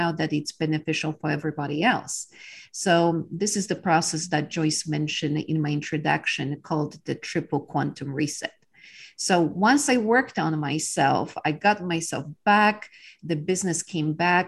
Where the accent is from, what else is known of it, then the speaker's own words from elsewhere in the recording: Poland; English is a second language; moved away as an adult; now in Texas, United States; I was born in Poland during the times of communism